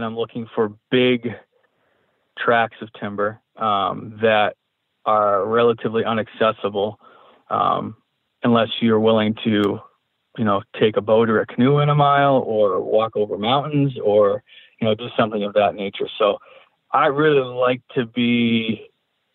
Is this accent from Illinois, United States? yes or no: no; New Hampshire, United States; my home state in New Hampshire